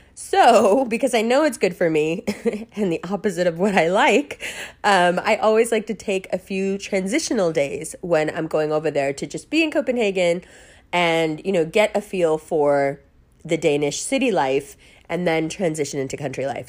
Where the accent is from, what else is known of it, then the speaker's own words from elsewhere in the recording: New York, United States; accent: American; I grew up in New York.